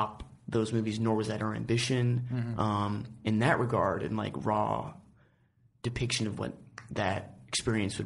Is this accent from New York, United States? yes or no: yes; New York, United States; I grew up in New York